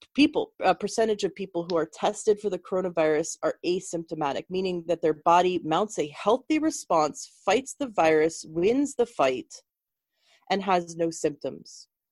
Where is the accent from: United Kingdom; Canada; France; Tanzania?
Canada; moved away; I'm originally from Canada